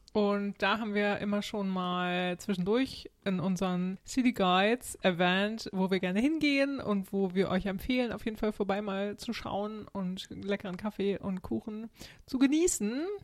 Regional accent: Germany; moved away; als Deutscher

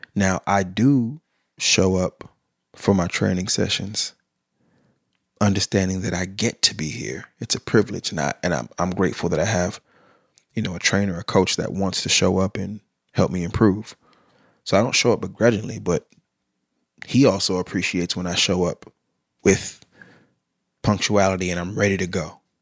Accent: Sacramento, California, United States; I grew up in South Sac

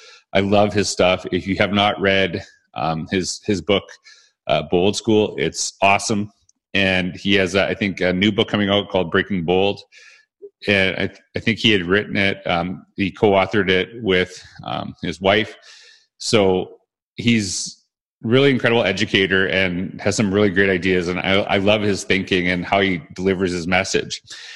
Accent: Canada; now Weston's from the United States, I'm from Canada

